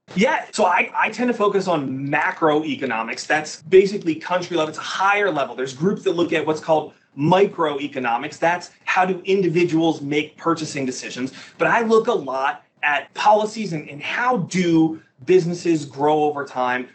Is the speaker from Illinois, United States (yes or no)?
yes; Naperville, Illinois, United States; also born or lived in Holland, Michigan; I was born and raised in the Chicagoland area, Naperville, Illinois